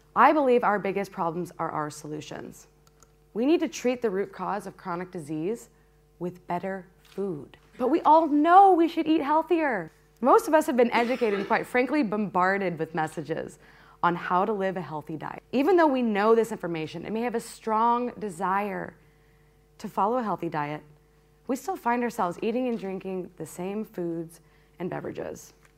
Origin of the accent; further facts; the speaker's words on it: Peoria, Illinois, United States; When I was a kid growing up in Peoria